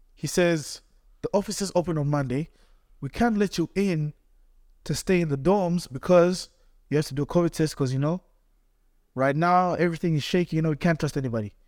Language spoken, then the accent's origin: English; Tanzania; now in Cleveland, United States; I'm young boy from Tanzania, came to Cleveland for school